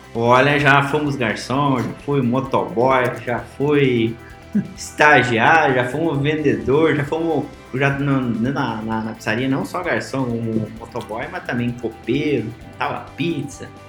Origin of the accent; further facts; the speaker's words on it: Realeza, Paraná, Brazil; moved away as an adult; uma cidadezinha como Realeza, onde minha terra natal aí, que é uma pequena cidade, é, hoje de 15 mil habitantes